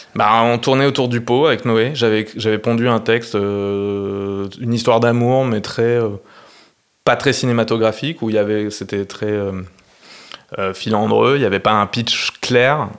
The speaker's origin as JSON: {"language": "French", "town": "Clermont-Ferrand", "region": "Auvergne-Rhône-Alpes", "country": "France", "tie": "born or raised there", "also_born_or_lived": "Bordeaux / Paris", "moved": "as an adult", "said": "je suis né à Clermont en Auvergne et j'ai fait des études d'histoire de l'art"}